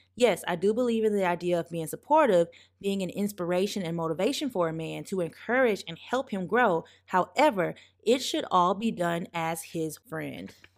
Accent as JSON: {"language": "English", "region": "the South", "country": "United States", "tie": "born or raised there", "said": "as a Black child growing up in the South"}